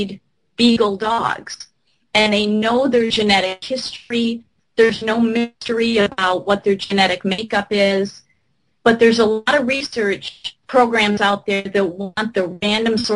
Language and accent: English; Michigan, United States; my home state of Michigan